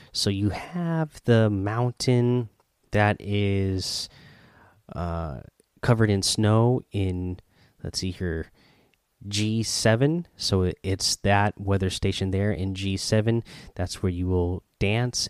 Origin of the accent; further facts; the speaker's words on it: near Eugene, Oregon, United States; now in Seattle, United States; I live in Seattle, but I grew up in Oregon, not too far from Eugene.